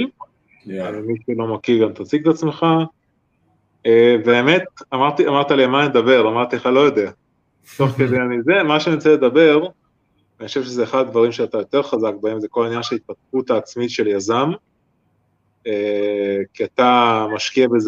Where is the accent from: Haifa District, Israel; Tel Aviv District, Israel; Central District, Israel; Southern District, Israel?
Haifa District, Israel; גם אני מהקריות במקור.